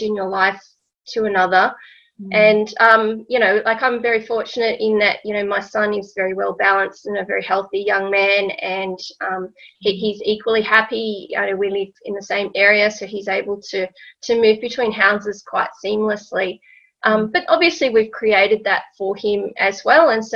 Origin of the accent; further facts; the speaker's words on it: Canberra, Australian Capital Territory, Australia; also born or lived in United Kingdom; I grew up in Canberra, but my dad was an academic, so he did work overseas a little while. So I was very lucky to be able to live overseas a couple of times when I was young.